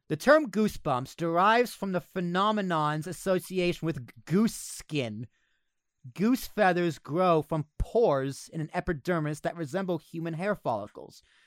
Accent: United States; we're American

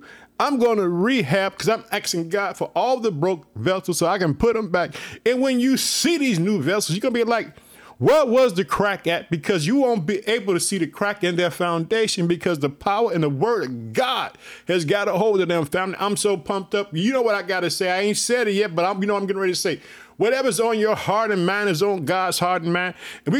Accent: Illinois, United States; I want to thank the state of Illinois, which is my home state. I live in the city of Chicago.

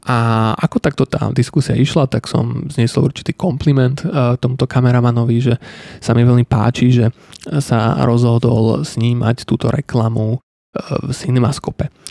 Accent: Slovakia; tu u nás ako Slovák ako mladý človek

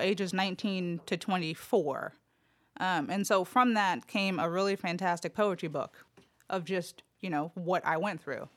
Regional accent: Los Angeles, California, United States; now in Memphis, United States; I was born and raised in L A, Los Angeles, California

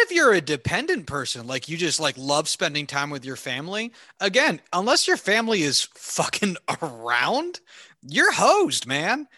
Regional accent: Clinton, New Jersey, United States; I hated growing up in Hunterdon County.

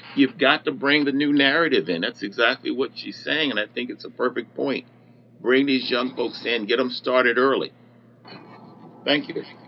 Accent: New Jersey, United States; moved away as an adult; I grew up in New Jersey

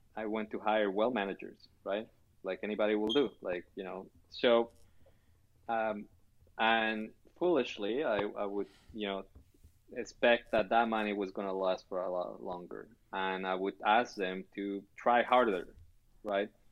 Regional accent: Chile; moved away; also born or lived in Canada; I was born in Chile.

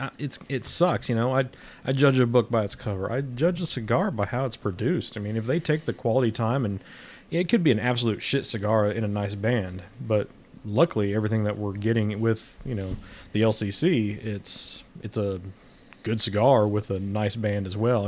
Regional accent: Midwest, United States; now in Southern United States; I'm a Midwesterner living in the South

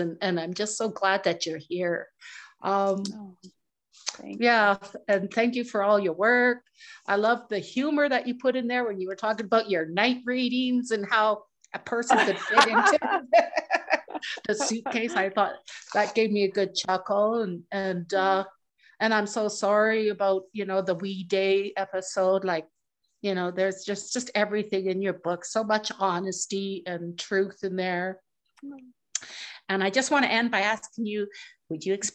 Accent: Muskoday First Nation, Northern Saskatchewan, Canada; I'm from Musqueday First Nation in Northern Saskatchewan

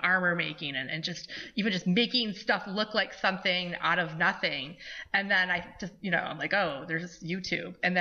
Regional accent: Brant, New York, United States; I grew up in Brant, New York, with about 20 miles south of Buffalo

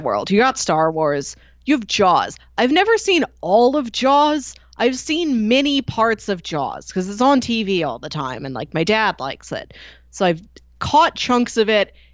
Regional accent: Midwest, United States; me as a Midwesterner

